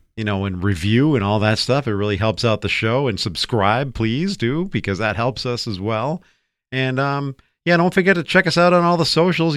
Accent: United States; here in America

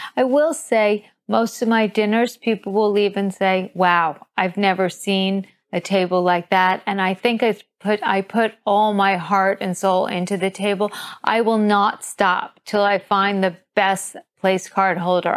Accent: New York City, New York, United States; moved away as an adult; also born or lived in Sydney; now in London, United Kingdom; I grew up in New York City

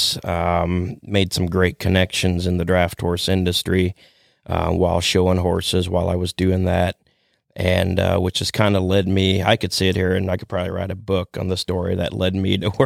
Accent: Millersburg, Ohio, United States; now in Shipshewana, Indiana, United States; I grew up in Holmes County, Ohio, over by Millersburg

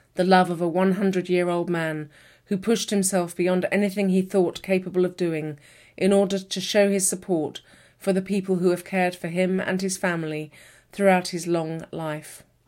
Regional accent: United Kingdom; I'm a British author

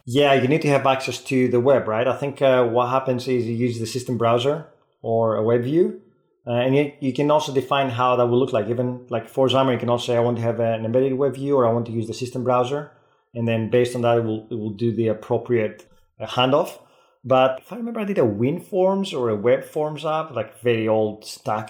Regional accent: Greece; accent: Greek Scottish; first language Greek; English is a second language; moved away as an adult; also born or lived in Scotland; now in United Kingdom; having lived in, in the uk for 20 years you pick these things up but again it's hard to sound native and i have my greek scottish accent

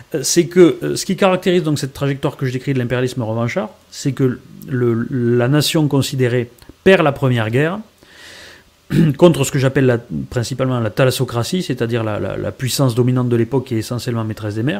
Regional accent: France; En tant que Français

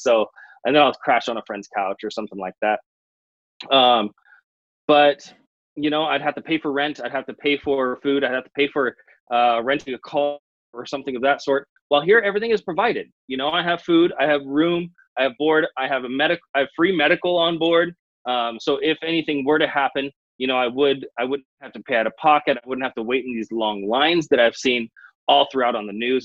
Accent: California, United States; Being an American citizen, I'm actually from California

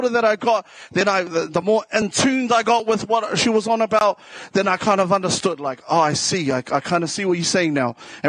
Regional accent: Waitara, Taranaki, New Zealand; accent: South Auckland; also born or lived in South Auckland; Yeah, I'm from originally from Taranaki, from Te Ate Awa.

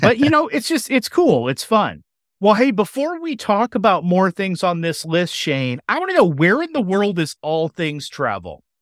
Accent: Chicago, Illinois, United States; born or raised there

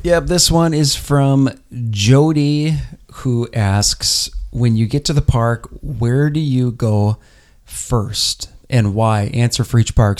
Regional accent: Minnesota, United States; Us Minnesotans

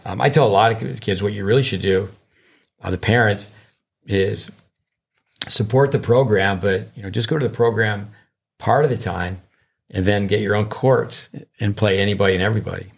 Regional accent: United States; being an American

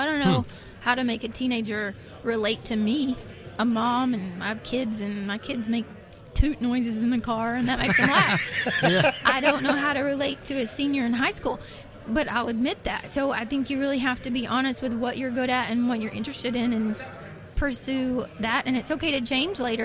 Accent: Arkansas, United States; I'm from Arkansas

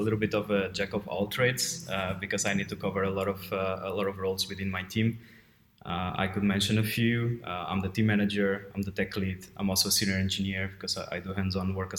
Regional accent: Portugal; moved away as an adult; also born or lived in Brno, Czech Republic; now in Prague, Czech Republic; I'm from Portugal, but I've been living in the Czech Republic for a long time. It's been 11 years now.

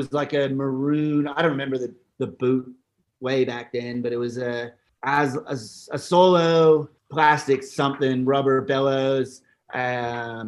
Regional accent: Ontario, Canada; moved away as an adult; also born or lived in Squamish, British Columbia / Sun Peaks, British Columbia; now in Australia; I grew up in Ontario, kind of the middle. Everyone calls it the East, but middle of Ontario.

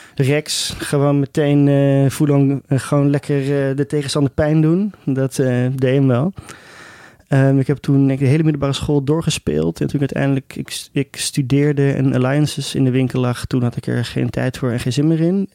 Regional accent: Amsterdam, North Holland, Netherlands; op de middelbare school in, eh, in, in Amsterdam

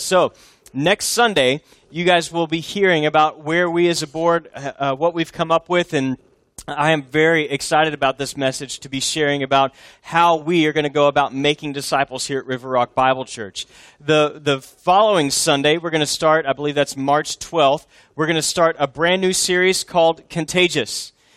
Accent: Texas, United States; also born or lived in Boston area, Massachusetts; I was born in Texas, uh, lived here almost my whole life, all except for three years when I did foreign missions in the most foreign place of all, the Northeast, near Boston

